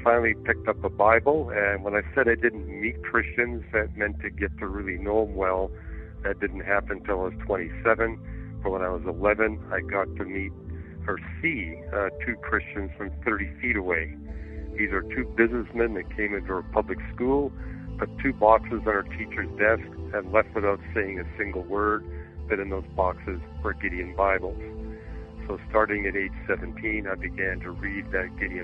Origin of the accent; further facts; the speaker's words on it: Canada; moved away as an adult; I grew up in Canada. I was born, raised, and educated there